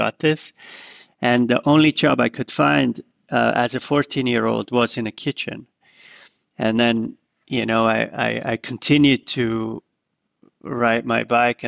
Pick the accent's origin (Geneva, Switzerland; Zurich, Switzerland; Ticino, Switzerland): Zurich, Switzerland; now in New York, United States; I was growing up in Zurich